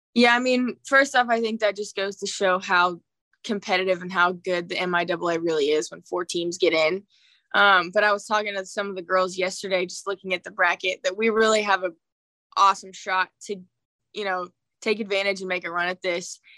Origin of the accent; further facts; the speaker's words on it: St. Joseph, Missouri, United States; my hometown environment